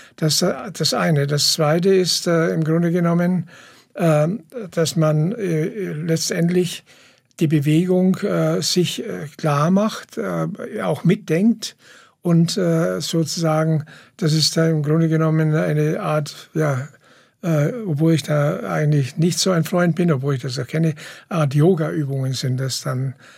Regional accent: Ettlingen, Baden-Württemberg, Germany; in Ettlingen, wo ich herkomme, Karlsruhe

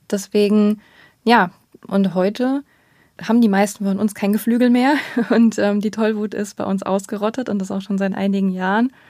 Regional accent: Baden-Württemberg, Germany; Also ich bin selber auch noch mit diesen Schildern aufgewachsen. Ich bin ja in Baden-Württemberg aufgewachsen

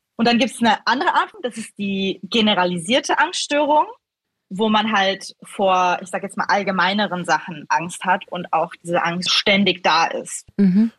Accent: Switzerland; accent: not a strong Swiss accent; Ich bin in der Schweiz aufgewachsen

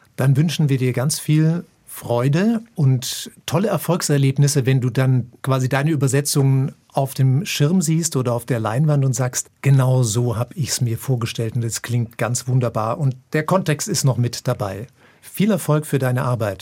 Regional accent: Germany; ich als Deutscher

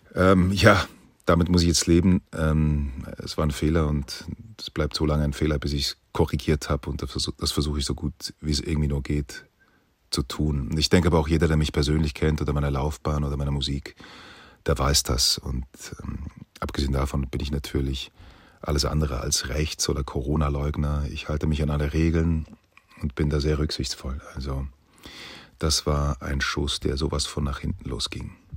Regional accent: Dietikon, Zurich, Switzerland; in meiner Heimatstadt, in Dietikon, wo ich aufgewachsen bin

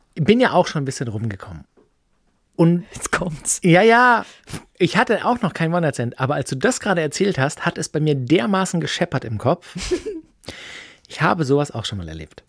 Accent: Böblingen, Baden-Württemberg, Germany; ich bin in Böbling geboren

